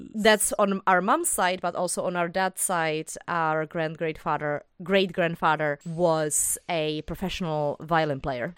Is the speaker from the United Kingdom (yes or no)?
no; Bohemia, Czechia; English is a second language; I'm from Bohemia